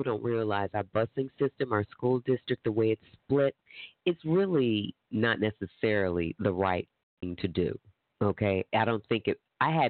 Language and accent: English; Tulsa, Oklahoma, United States; if I say I'm from Tulsa